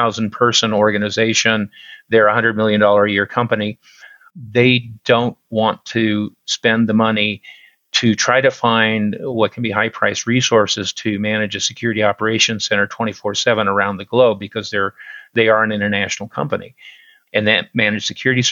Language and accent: English; Central Oregon, United States; I'm a native Oregonian. I was born in Central Oregon. All but 3 years of my life, I've lived in Oregon